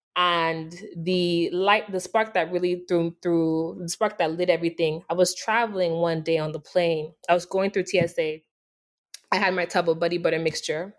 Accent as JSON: {"language": "English", "country": "Nigeria", "tie": "born or raised there", "moved": "yes", "said": "I was born and raised in Nigeria"}